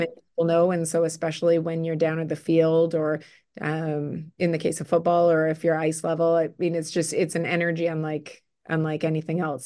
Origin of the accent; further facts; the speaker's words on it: Winnipeg, Manitoba, Canada; also born or lived in Burnaby, British Columbia; I grew up in Winnipeg